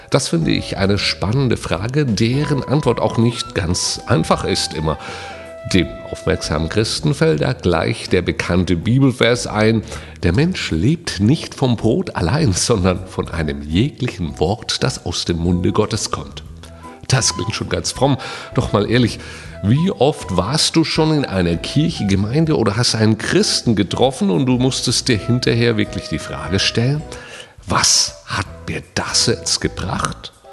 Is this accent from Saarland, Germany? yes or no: yes; Saarland, Germany; Hier bei uns im Saarland gehört das Grillen zur Lebenskultur. Bei uns heißt das Schwenken.